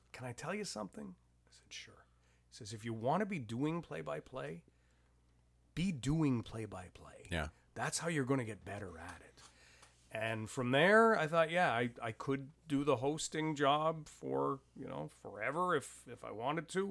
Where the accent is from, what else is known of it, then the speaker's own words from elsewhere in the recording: Ottawa area, Ontario, Canada; also born or lived in London, Ontario / Smiths Falls; I was born in London and uh, had grown up in the Ottawa area, just outside of Ottawa, in a couple of different locations